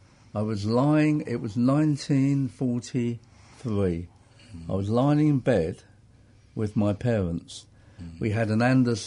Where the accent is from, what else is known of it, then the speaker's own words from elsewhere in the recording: Enfield, London, United Kingdom; Grew up in Enfield in Middlesex in North London. Yeah, I was born in 41, so that's where I stayed.